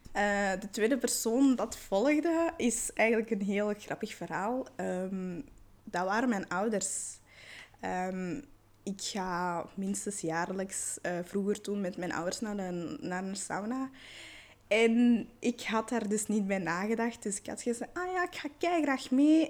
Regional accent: Belgium; also born or lived in Patna, India / Calcutta, India; ik ben geadopteerd en ik wist niet waar mijn roots lagen of, wie, of in welke omstandigheden dat ik naar België ben gekomen

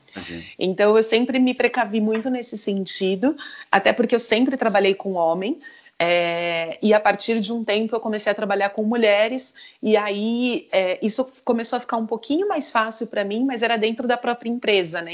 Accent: Brazil; moved away as an adult; sempre você acaba caindo um pouco na comunidade do seu país, né? Então, tem várias amigas brasileiras

